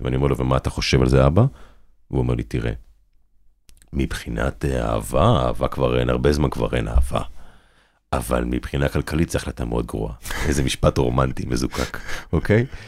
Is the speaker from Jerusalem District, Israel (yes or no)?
no; Kibbutz Ein Carmel, Haifa District, Israel; also born or lived in Hadera; ההורים שלי התאהבו והכירו בקיבוץ עין כרמל, שם גם אני נולדתי. ובגיל 11 אני עובד, אני עוזב איתם את הקיבוץ